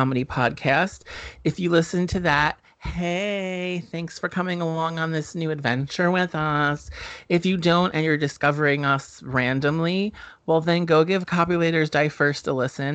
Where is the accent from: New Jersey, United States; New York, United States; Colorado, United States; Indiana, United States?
New Jersey, United States; we grew up in New Jersey